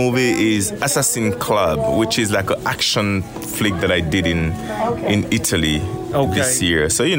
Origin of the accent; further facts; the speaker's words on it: Haiti; I'm from Haiti